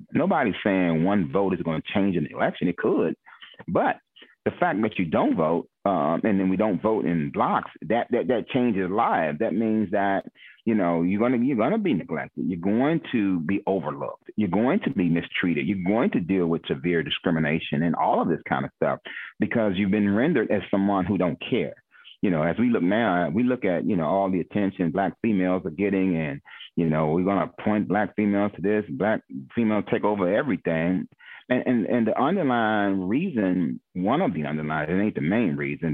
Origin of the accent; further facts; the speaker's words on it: Glass Manor, Maryland, United States; I'm from Glass Manor, so when I say I'm prideful, you you know will always hear me refer back to Oxon Hill. we have a very strong alumni, very prideful, very prideful of, of growing up in Glass Manor